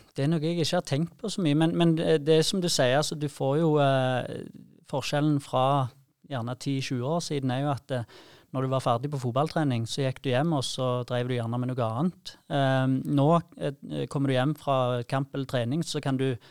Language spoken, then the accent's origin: Norwegian; Sandnes and Jæren, Rogaland, Norway; fra Sandnes og, og Jæren, der vi kommer fra